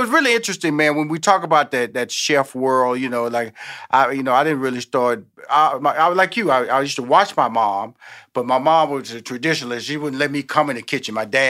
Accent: Houston, Texas, United States; born there; now in Atlanta, United States; I'm born in Houston, Texas. Right okay. now, my headquarters is in Atlanta, Georgia. I come from a big family

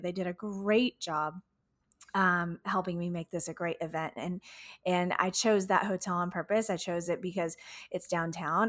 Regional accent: Houston, Texas, United States; my, my hometown, Houston, Texas.

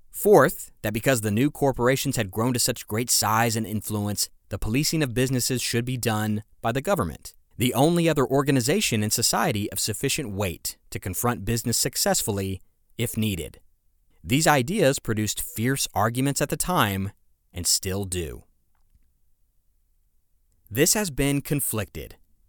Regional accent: United States; moved away; In my home country, the U.S.

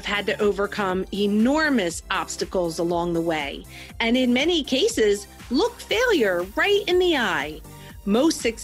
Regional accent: New Jersey, United States; my hometown in New Jersey

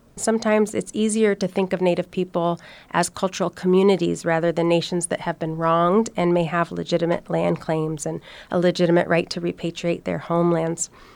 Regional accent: Oregon, United States; I'm a Liptic, Alaska native, but I was born and raised in Oregon.

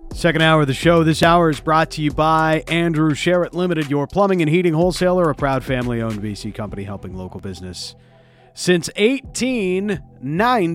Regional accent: Canada; we're Canadian

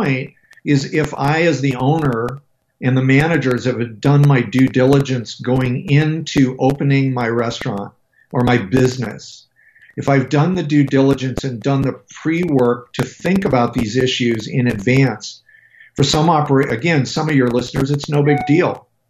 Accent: Colorado, United States; I'm from Colorado, dude.

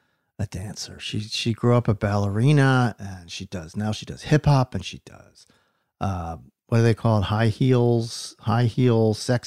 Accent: New Jersey, United States; also born or lived in Philadelphia, Pennsylvania; I was born in Philadelphia, raised in South Jersey.

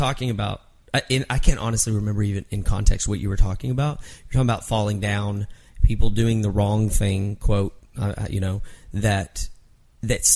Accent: Mineral Wells, Texas, United States; moved away; I was in my hometown in Mineral Wells, Texas

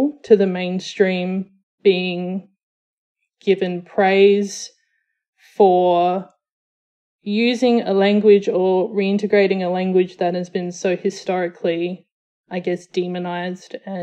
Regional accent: Australia; So I'm Samoan Australian. So my dad is from Western Samoa. My mum is from South Australia. They met in New Zealand, moved back to Australia where I was born

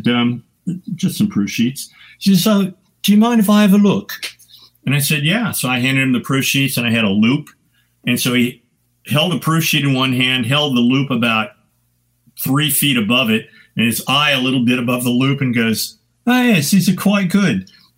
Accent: San Francisco, California, United States; And because of the fact I was from San Francisco, long hair, patched Levi's, I got gigs immediately.

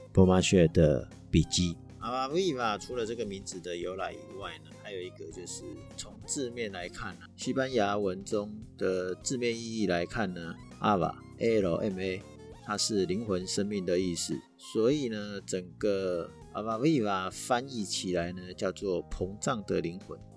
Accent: Taiwan; 传统我们台湾人的习俗，初二回娘家

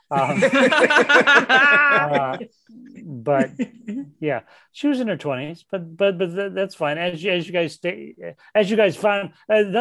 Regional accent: South Bend, Indiana, United States; moved away as an adult; I lived next to the mall growing up in Indiana

